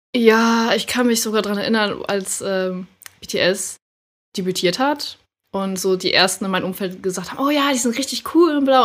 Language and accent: German; Schleswig-Holstein, Germany; moved away as an adult; now in Hamburg, Germany; wohne zurzeit in Hamburg und ab und zu auch mal in Schleswig-Holstein, wo ich aufgewachsen bin